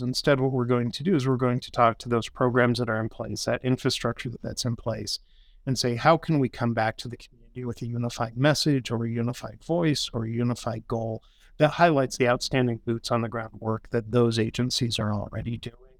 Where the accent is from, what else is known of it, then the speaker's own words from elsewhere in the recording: Grand Junction, Colorado, United States; also born or lived in Boulder, Colorado; I was born and raised here in Grand Junction